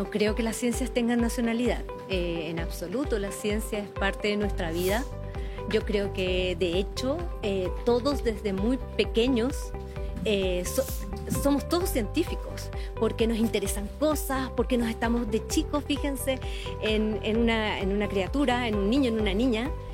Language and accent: Spanish; Paraguay; now in Chile; en mi país